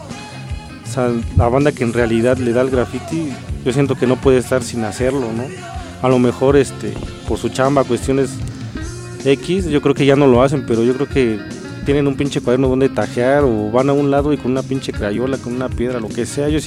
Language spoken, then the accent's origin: Spanish; Mexico City, Mexico; colonia que se llama Pueblo Quieto, a un lado de Médica Sur, no sé si la conozcan. Puede que sí. Y de ahí soy, cerca del Estadio Azteca.